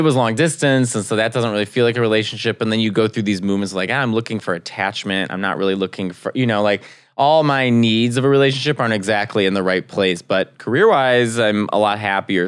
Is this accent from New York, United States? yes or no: no; Arlington Heights, Illinois, United States; I'm from Arlington Heights in Chicago.